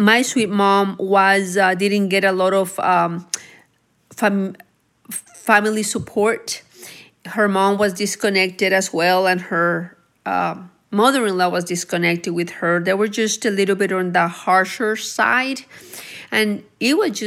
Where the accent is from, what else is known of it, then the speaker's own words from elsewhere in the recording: Anáhuac, Nuevo León, Mexico; also born or lived in Texas; now in Cedar Park, United States; I was raised in Mexico, which is Anahuac, Nuevo León